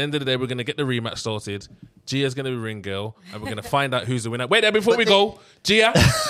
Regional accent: Birmingham, West Midlands, United Kingdom; we come from Birmingham

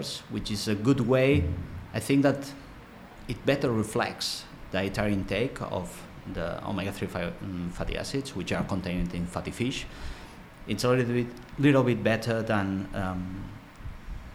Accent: Barcelona, Catalonia, Spain; also born or lived in United Kingdom; I'm from Barcelona.

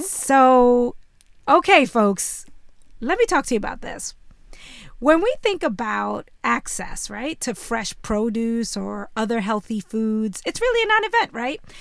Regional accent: New York City, New York, United States; when I was growing up in Bushwick, Brooklyn, before it was trendy

